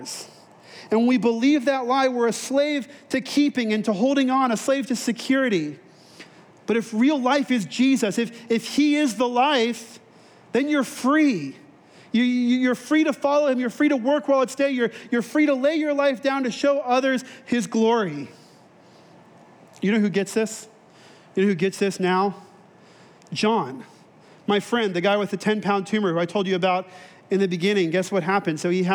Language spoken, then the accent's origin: English; then Texas, Southern California, United States; moved away; I grew up in Southern California, then in Texas